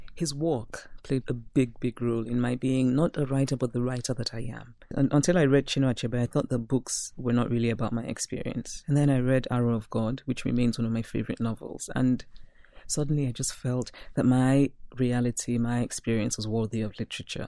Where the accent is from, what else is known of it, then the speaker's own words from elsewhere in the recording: Nigeria; moved away as an adult; also born or lived in Philadelphia / Brooklyn / Princeton; When I go back to my hometown, I'm the person who wants to speak only Igbo